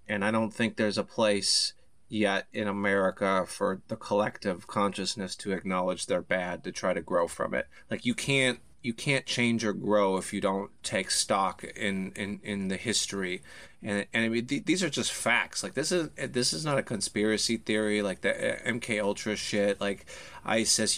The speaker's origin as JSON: {"language": "English", "town": "Harvey", "region": "Illinois", "country": "United States", "tie": "born or raised there", "also_born_or_lived": "Peoria, Illinois", "moved": "yes", "said": "I was born in Harvey, Illinois, south side of Chicago"}